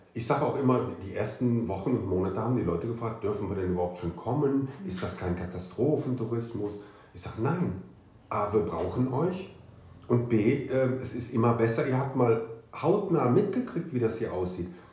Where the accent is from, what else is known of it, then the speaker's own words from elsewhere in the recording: Cologne, North Rhine-Westphalia, Germany; moved away as an adult; now in Ahrweiler, Germany; ich bin Kölner